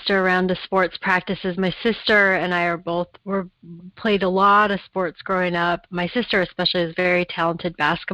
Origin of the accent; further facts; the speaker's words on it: Portland, Oregon, United States; I was actually born in Portland. I grew up here, was born here.